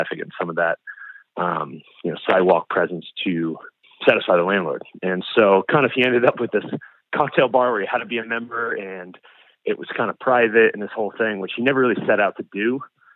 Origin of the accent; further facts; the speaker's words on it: Northeast, United States; moved away; I've grown up in the Northeast and been through plenty of hurricanes